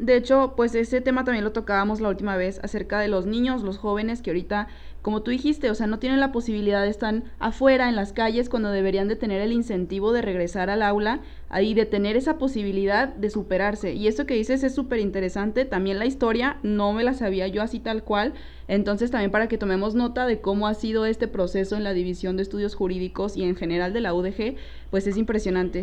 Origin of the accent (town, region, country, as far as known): Torreón, Coahuila, Mexico; moved away as an adult; now in Guadalajara, Mexico